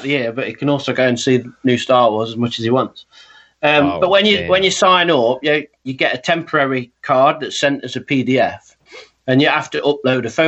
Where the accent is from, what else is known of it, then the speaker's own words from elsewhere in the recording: United Kingdom; I'm British